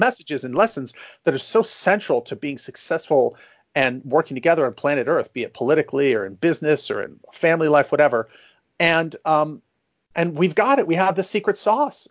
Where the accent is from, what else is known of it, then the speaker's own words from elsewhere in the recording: San Francisco, California, United States; I was born and raised in San Francisco. I still live here.